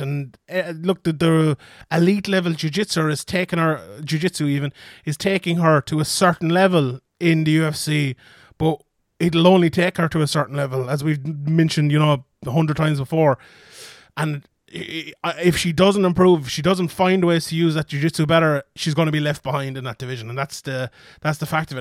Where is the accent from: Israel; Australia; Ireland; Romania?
Ireland; I'm Irish